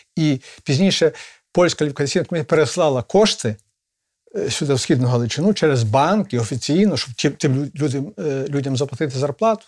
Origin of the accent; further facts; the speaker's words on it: Ivano-Frankivsk, Ivano-Frankivsk Oblast, Ukraine; У нас в Станіславі, столиці Зунер